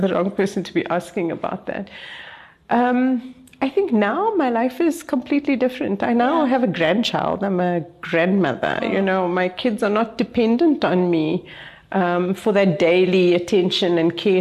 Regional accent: Cape Town, Western Cape, South Africa; I come from Cape Town

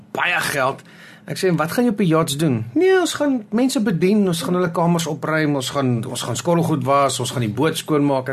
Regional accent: South Africa; ons as Suid-Afrikaners

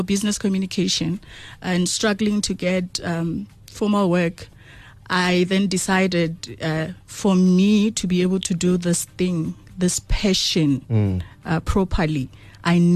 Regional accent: Venda, Chikudini, Limpopo, South Africa; I'm from Venda Chikudini

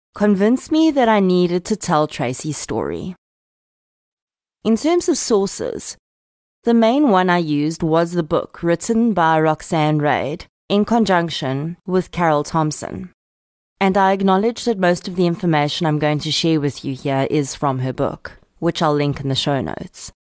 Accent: Boksburg, Gauteng, South Africa; also born or lived in Kempton Park; I'm an old East Rand girl myself, having been born and raised in Boksburg in Kemptonpark.

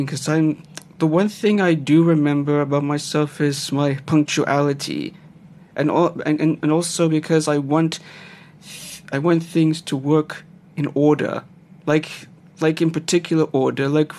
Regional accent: Gauteng, South Africa; also born or lived in East Rietfontein; I grew up in the Gauteng province in a small town, which is Western Area

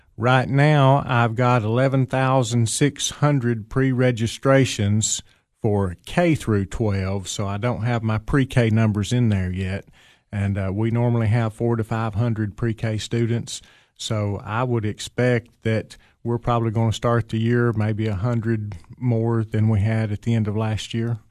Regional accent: Fentress County, Tennessee, United States; moved away as an adult; also born or lived in Putnam County, Tennessee; I grew up in Fentress County, uh, graduated from Clark Range High School many, many years ago

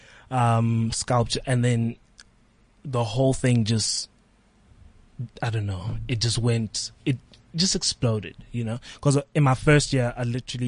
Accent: Port Elizabeth, Eastern Cape, South Africa; now in Johannesburg, South Africa; I'm from Port Elizabeth

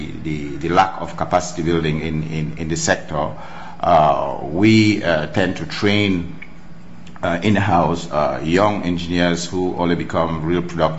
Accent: Cameroon; moved away; also born or lived in United States; being that I'm from Cameroon

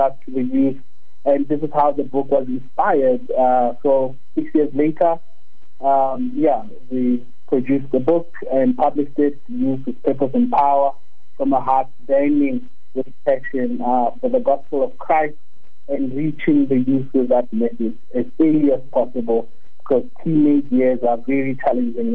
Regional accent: Mpumalanga, South Africa; English is a second language; moved away as an adult; also born or lived in Stellenbosch; I grew up in Mpumalanga, so we never actually got to speak English, you know, as a way of communication until I got to University of Stellenbosch

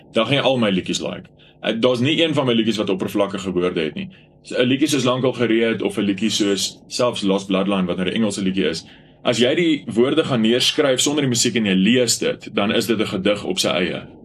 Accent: Bronkhorstspruit, Gauteng, South Africa; ek in Bronkhorstspruit in my tuisdorp

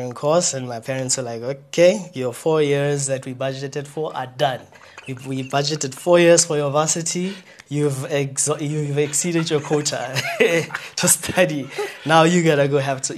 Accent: Kuruman, Northern Cape, South Africa; I was born and bred in Kuman. That's a town in Northern Cape.

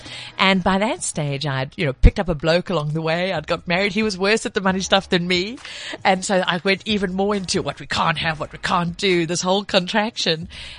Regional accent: KwaZulu-Natal, South Africa; But you know, I my accent's all over the place, but I grew up in KZN.

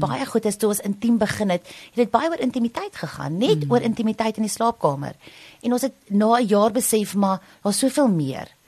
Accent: Pretoria, Gauteng, South Africa; also born or lived in Potchefstroom; ek het Pretoria groot geword en ek het net gaan swat in Potch 4 jaar en toe teruggekom Pretoria toe

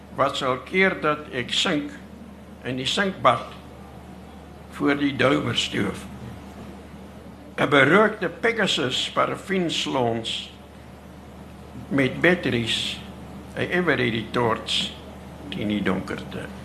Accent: South Africa; moved away; also born or lived in Ventersdorp; Ek het op die Vredefort koepel groot geword

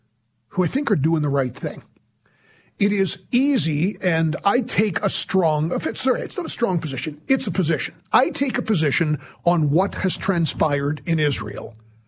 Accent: Canada; There's been anti-Semitism I didn't think I'd see in my life as a Canadian.

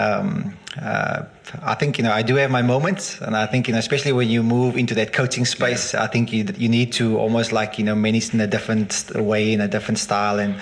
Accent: Swellendam, Western Cape, South Africa; I went back to teaching in Swellendam as well. It's my hometown.

